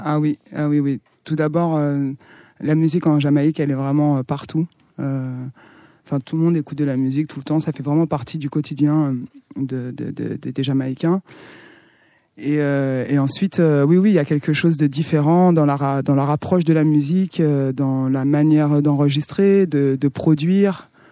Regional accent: Santiago, Cape Verde; moved away; Je viens des îles du Cap-Vert, je suis née au Cap-Vert

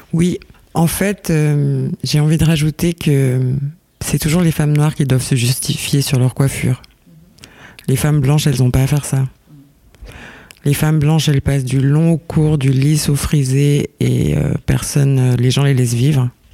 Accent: Lausanne, Vaud, Switzerland; je viens de, je viens de Lausanne

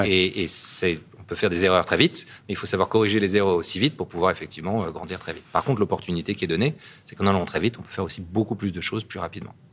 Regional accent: Gassin, Provence-Alpes-Côte d'Azur, France; moved away as an adult; also born or lived in Paris / California; je suis né à Gassin. Et euh, j'ai fait comme mes études à Paris

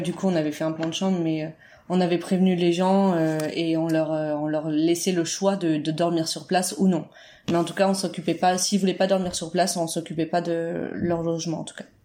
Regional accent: Berry, Centre-Val de Loire, France; on est originaire du centre de la France

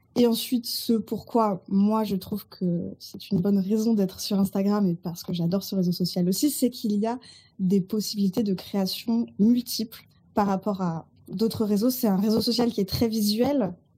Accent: Burgundy, Bourgogne-Franche-Comté, France; also born or lived in Toulouse; now in Marseille, France; Je vis à Marseille. Je suis originaire de Bourgogne

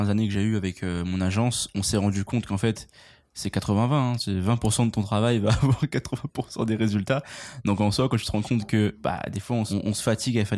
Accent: United States; Je suis américain, moi.

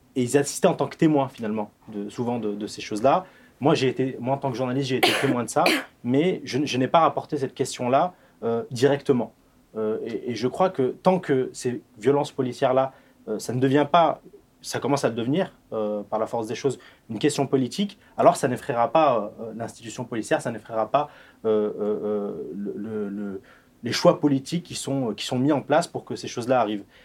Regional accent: Échirolles, Auvergne-Rhône-Alpes, France; je suis issu de, de, la banlieue sud de Grenoble. J'habitais, enfin j'ai grandi à Échirol

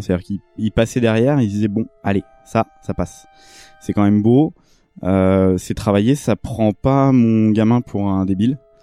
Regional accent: France; en tant que Français

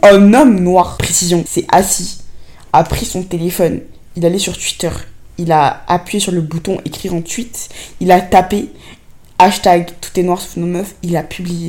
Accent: Côte d’Ivoire; moved away; also born or lived in Senegal; j'ai grandi en Afrique noire, tu vois, en Côte d'Ivoire, au Sénégal.

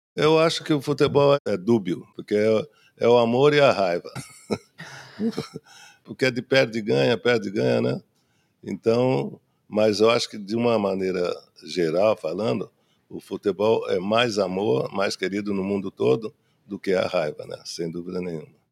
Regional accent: Três Corações, Minas Gerais, Brazil; Eu nasci em Minas Gerais, meu pai jogava lá, né, no Atlético Mineiro, numa cidade que se chama Três Corações

